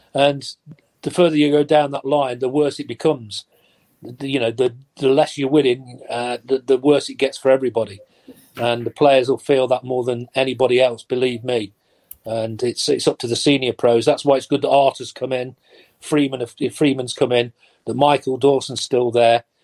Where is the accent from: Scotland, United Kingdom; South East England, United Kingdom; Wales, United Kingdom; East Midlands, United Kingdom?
East Midlands, United Kingdom; Nottingham; I'm born and bred Nottingham. I was lucky enough to play for my hometown team